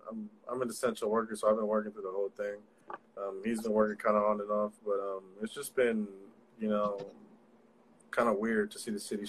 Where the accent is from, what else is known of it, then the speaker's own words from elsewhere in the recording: San Francisco, California, United States; We're from San Francisco.